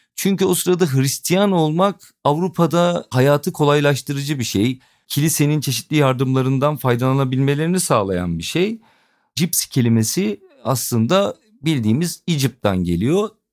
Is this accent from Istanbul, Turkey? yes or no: no; Edirne, Turkey; ben Edirne'li olduğumu